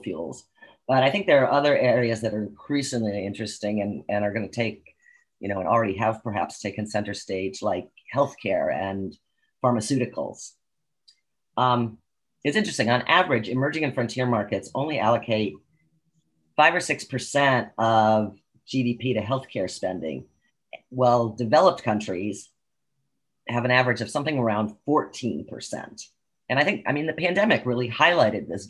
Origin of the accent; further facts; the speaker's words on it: United States; I, as an American